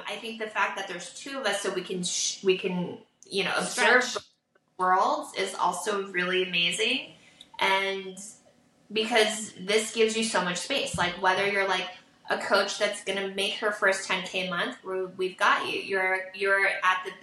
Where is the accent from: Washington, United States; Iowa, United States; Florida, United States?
Washington, United States; Vancouver; also born or lived in Portland, Oregon; now in Santa Barbara, United States; I'm actually from Portland, Oregon, that I'm from Vancouver. Like, I was born in Portland, from Vancouver, Washington